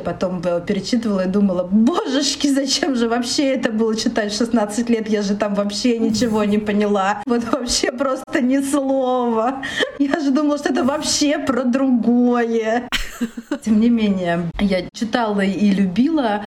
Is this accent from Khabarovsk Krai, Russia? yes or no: yes; Khabarovsk, Khabarovsk Krai, Russia; moved away as an adult; also born or lived in Okha, Sakhalin; Я родилась вообще на Сахалине в городе Аха, в супер маленьком городе. А потом мы переехали в город чуть побольше, но все равно это был Хабаровск.